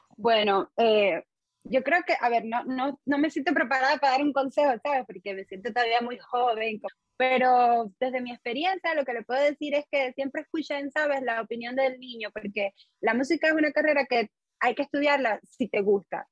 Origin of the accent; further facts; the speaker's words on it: Holguín, Cuba; moved away as an adult; also born or lived in Havana, Cuba / Santiago de Cuba, Cuba / China; now in United Arab Emirates; cuando regresé a Holguín, terminé mi primer y segundo año del conservatorio.